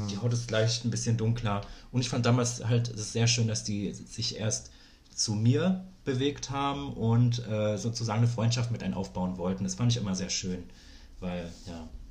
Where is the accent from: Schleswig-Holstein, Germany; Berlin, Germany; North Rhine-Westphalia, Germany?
Berlin, Germany; also born or lived in East Germany (GDR) / West Germany; ich bin ja in Berlin groß geworden